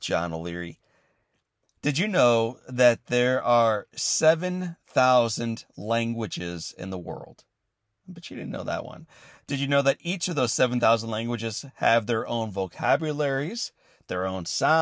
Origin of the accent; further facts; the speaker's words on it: Midwest, United States; I have lived my entire life in the Midwest.